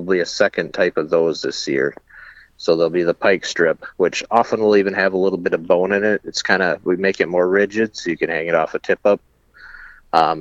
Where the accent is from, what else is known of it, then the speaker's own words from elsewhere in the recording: Chippewa Falls, Wisconsin, United States; moved away; I'm originally from Chippewa Falls.